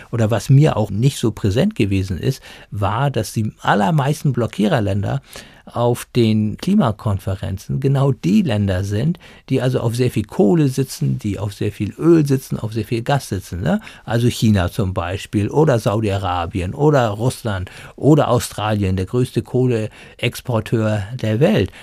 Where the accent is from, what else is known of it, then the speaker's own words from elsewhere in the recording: Germany; bei uns in Deutschland